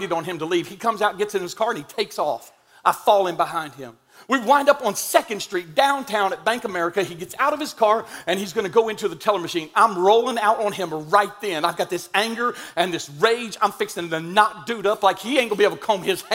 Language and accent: English; Indian Mound, United States; I'm from Indian Mound